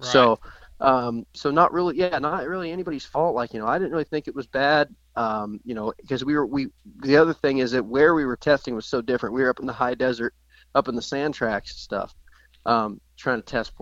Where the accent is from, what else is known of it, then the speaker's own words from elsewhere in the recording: Oregon, United States; I'm from Oregon